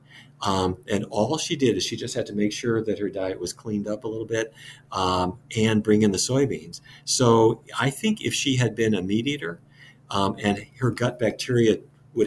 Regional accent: Fargo, North Dakota, United States; I grew up in Fargo, North Dakota

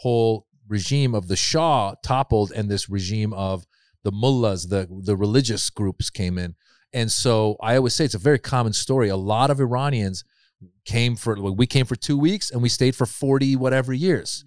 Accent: Marin, California, United States; also born or lived in Iran; we moved to Northern California. I grew up in Marin

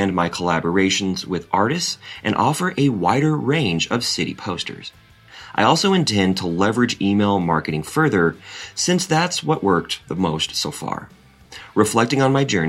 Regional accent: Seattle, Washington, United States; moved away as an adult; now in San Francisco, United States; I'm originally from Seattle, a city known for its vibrant arts culture

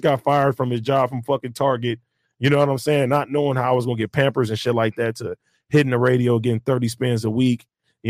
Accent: Compton, California, United States; growing up in Compton

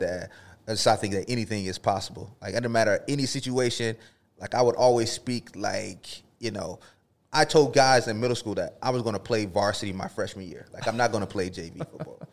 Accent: the South, United States; moved away as an adult; also born or lived in Florida / Texas; I grew up in Florida and Texas

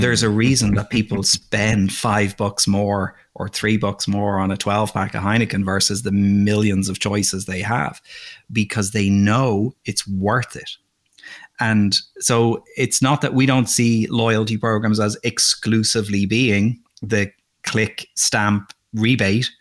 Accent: Dublin, Leinster, Ireland; moved away as an adult; also born or lived in Russia; now in United States; I grew up in Dublin, Ireland.

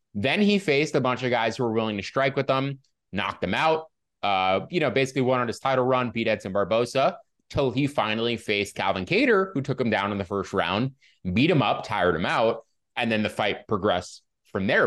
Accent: Northeast, United States; I'm from the Northeast

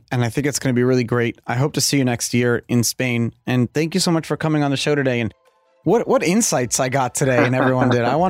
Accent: New York City, New York, United States; first language Hebrew; English is a second language; also born or lived in Kiryat Ono, Israel; So even though I'm born in Brooklyn, English isn't my first language because I grew up speaking Hebrew.

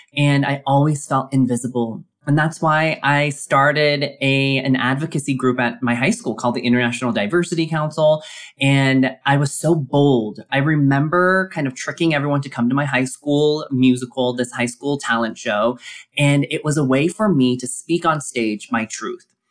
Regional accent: Colorado Springs, Colorado, United States; growing up in Colorado Springs, Colorado, as the lone Asian American kid

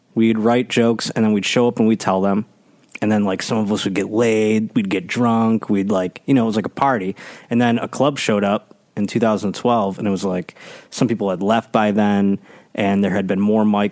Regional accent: Buffalo, New York, United States; moved away as an adult; now in Los Angeles, United States; I am from Buffalo, New York. Mm-hmm. Grew up there my whole life. Spent 30 years there pretty much

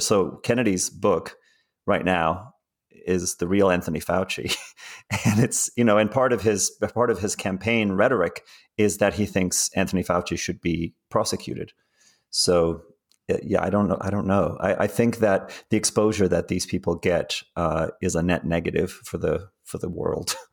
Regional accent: South Africa; also born or lived in England; now in United States; I grew up in South Africa

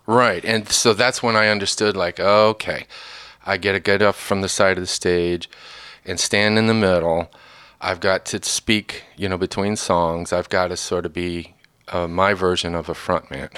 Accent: northern Indiana, United States; moved away; also born or lived in Kentucky; I grew up in northern Indiana early on. Well, born in Kentucky, Kentucky family for the last hundred and fifty years

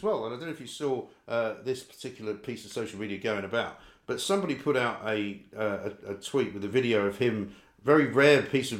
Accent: London, United Kingdom; Well, you see, I grew up in North London, right? From Scottish parents.

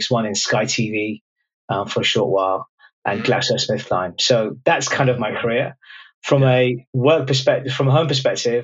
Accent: London, United Kingdom; But I grew up was born in London, immigrant family, first kid born in the UK

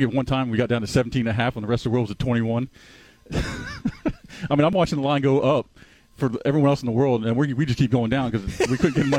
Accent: Florida, United States; moved away; I was growing up in Florida.

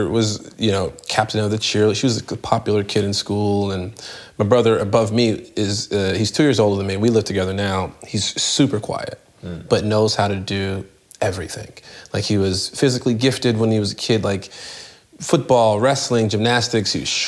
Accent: Chicago, Illinois, United States; When I left about the age of 14, I moved from the South Side of Chicago, which is like the hood

